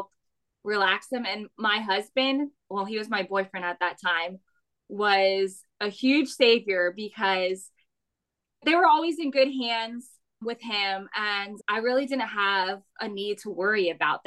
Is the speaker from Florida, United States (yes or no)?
yes; Florida, United States; moved away as an adult; also born or lived in Miami, Florida; now in South Carolina, United States; I grew up in Florida and we moved to South Carolina in 2021